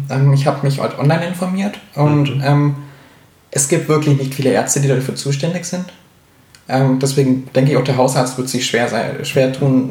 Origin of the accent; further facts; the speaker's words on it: Augsburg, Bavaria, Germany; in Augsburg, wo ich herkomme